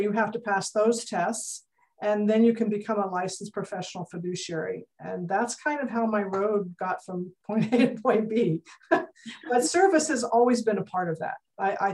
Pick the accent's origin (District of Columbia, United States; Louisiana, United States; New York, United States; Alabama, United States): District of Columbia, United States; Washington; moved away as an adult; also born or lived in Germany / Midwest; now in California, United States; I was a native of Washington, D.C., and my father had lived there most of his life